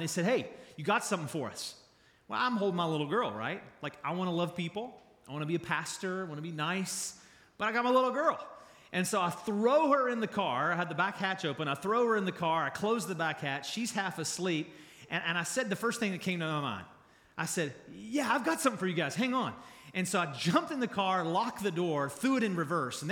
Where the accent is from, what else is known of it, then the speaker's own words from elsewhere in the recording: Charleston, West Virginia, United States; moved away as an adult; also born or lived in Kentucky; I grew up here. I was born in Charleston.